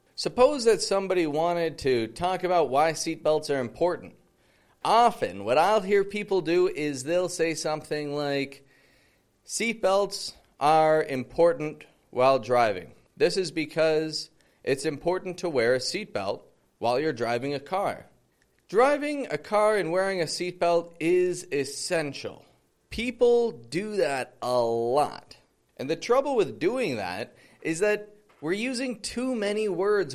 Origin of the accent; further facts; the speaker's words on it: Toronto, Ontario, Canada; moved away as an adult; now in Mexico; I come from Toronto, living in Mexico at the moment